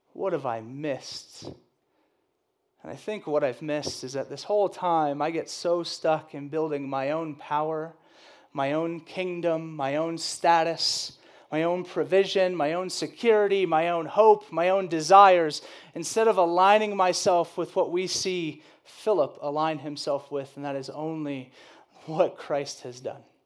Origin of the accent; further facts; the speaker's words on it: the South, United States; I grew up in the South